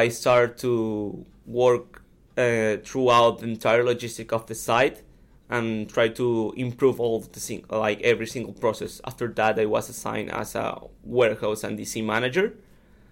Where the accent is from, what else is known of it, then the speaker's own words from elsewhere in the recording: Caracas, Capital District, Venezuela; moved away as an adult; I'm from Caracas, Venezuela